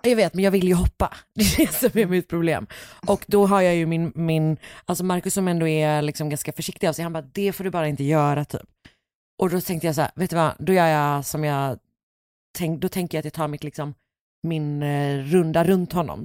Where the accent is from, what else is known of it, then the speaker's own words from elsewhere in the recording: Gothenburg, Västra Götaland, Sweden; jag är ju mycket mer villa, Alltså längre, mm. Eh, mer förorts, villa förorts situationen